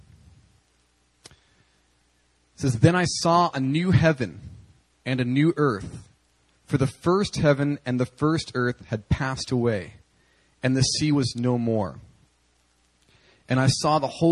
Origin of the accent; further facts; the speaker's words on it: the Prairies, Canada; as a little boy growing up in Canada on the prairies